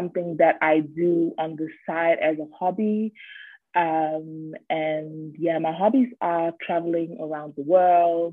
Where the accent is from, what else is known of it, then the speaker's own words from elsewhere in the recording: Düsseldorf, North Rhine-Westphalia, Germany; I'm from Germany. I was born and raised here in Germany. I come from Düsseldorf